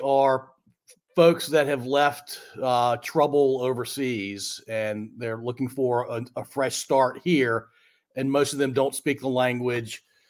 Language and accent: English; Ashland, Virginia, United States; I grew up in Ashland. I'm not a mile away, but I still have an Ashland address, and I'm 54.